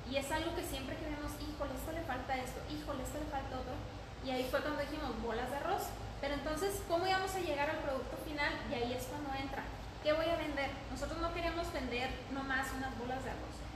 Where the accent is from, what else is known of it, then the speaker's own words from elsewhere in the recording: Chihuahua, Mexico; moved away as an adult; now in Ciudad Juárez, Mexico; tengo 30 años, soy de Chihuahua, Chihuahua, tengo dos años viviendo en Juárez, me casé y me vine a vivir a, Juárez.